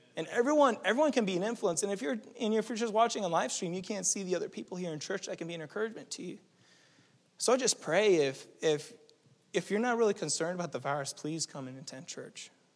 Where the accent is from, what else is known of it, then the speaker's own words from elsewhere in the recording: New England, United States; moved away; also born or lived in California; we're from New England